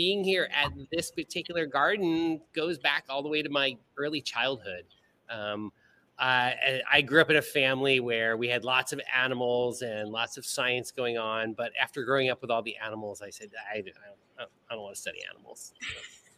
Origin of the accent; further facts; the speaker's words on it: Southern California, United States; moved away as an adult; also born or lived in Ohio; now in Bahamas; after a childhood of growing up in Southern California